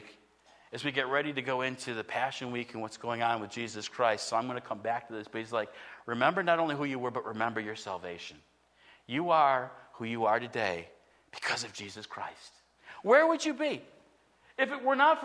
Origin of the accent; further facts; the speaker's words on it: United States; a citizen of the United States of America